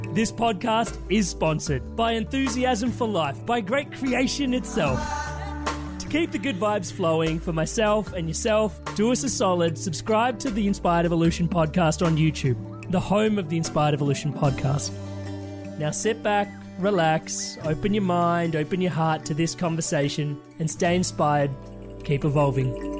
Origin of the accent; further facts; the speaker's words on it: Melbourne, Victoria, Australia; I'm from Melbourne